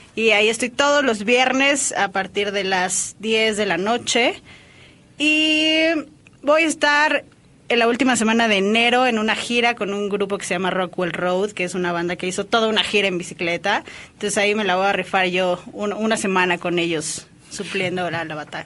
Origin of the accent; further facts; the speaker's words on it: Mexico; soy baterista orgullosamente mexicana